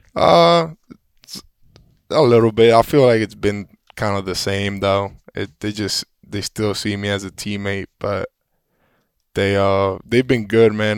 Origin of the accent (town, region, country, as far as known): Puerto Rico; born or raised there; moved away